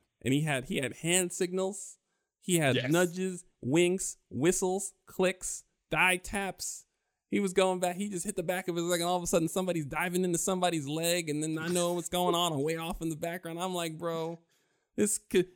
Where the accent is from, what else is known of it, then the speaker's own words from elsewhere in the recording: New York, United States; growing up in New York